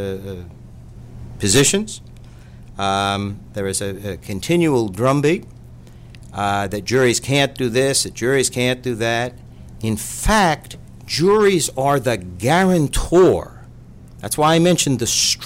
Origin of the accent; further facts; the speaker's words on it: Massachusetts, United States; I come from Massachusetts